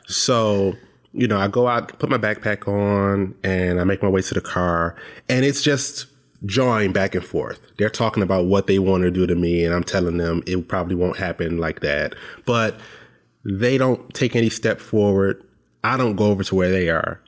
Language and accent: English; Detroit, Michigan, United States; now in Lansing, United States; I live in Lansing now. I was born in Detroit